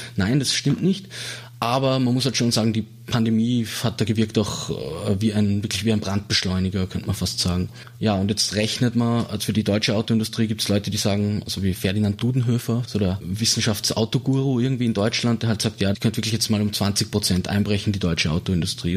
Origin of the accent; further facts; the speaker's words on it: Salzburg, Austria; moved away; also born or lived in Vienna; Ich bin aus Salzburg Stadt, also ich bin dort aufgewachsen